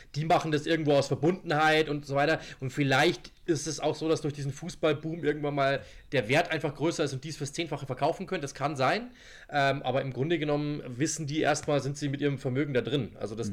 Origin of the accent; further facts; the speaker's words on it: Germany; ich bin selber Deutscher